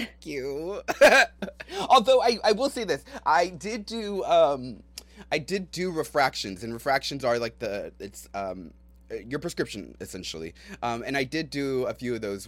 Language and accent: English; San Antonio, Texas, United States; I grew up in San Antonio